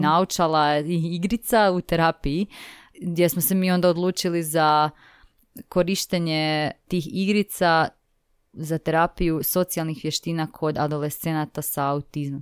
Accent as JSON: {"language": "Croatian", "town": "Zagreb", "region": "City of Zagreb", "country": "Croatia", "said": "ja sam iz Zagreba, tako da sam živjela u biti tu sa svojima"}